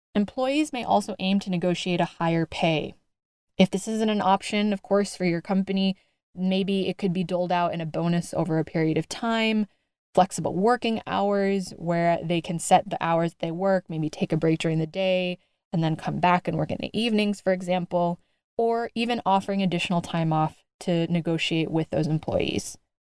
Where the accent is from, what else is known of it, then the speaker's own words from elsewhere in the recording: United States; I'm an American through and through